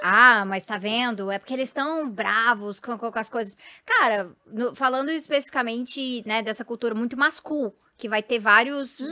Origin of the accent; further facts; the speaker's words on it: Goiás, Brazil; eu venho de Goiás